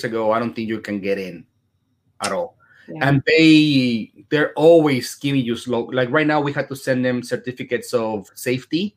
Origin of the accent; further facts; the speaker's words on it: Chicago, Illinois, United States; now in Dallas, United States; I'm from Chicago